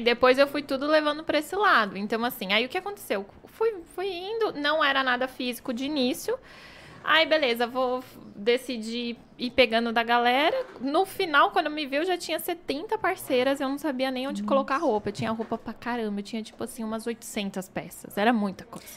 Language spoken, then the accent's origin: Portuguese; Indaiatuba, São Paulo, Brazil; born or raised there